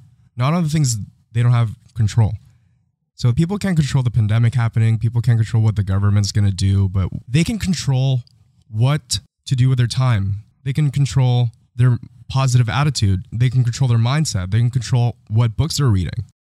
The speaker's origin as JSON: {"language": "English", "country": "Philippines", "tie": "born or raised there", "moved": "yes", "lives_now": "Canada", "said": "I grew up in the Philippines"}